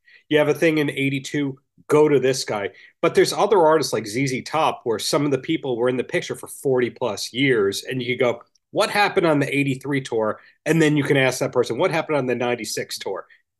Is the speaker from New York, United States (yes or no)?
yes; Long Island, New York, United States; also born or lived in Hoboken, New Jersey; where I'm from, Long Island.